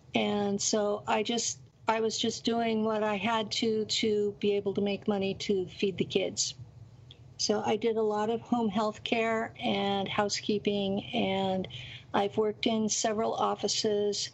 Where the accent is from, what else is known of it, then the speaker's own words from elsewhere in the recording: Tulare County, California, United States; I lived in Tulare County, California, and it is a rural area that's completely based on farm labor